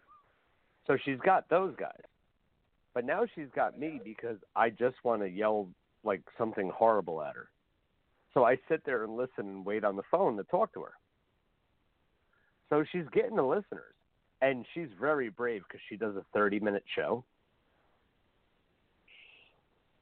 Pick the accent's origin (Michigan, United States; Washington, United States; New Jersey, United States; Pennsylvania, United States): New Jersey, United States; I'm North Jersey